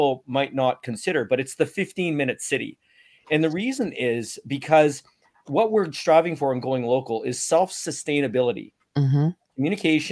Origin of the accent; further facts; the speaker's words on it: Canada; I've never felt so proud to be Canadian